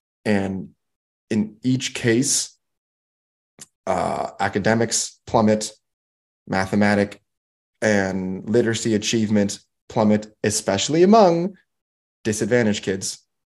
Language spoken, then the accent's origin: English; Milwaukee, Wisconsin, United States; My hometown is boring. Mm-hmm. The history of Milwaukee, to me, is boring. I know Milwaukee.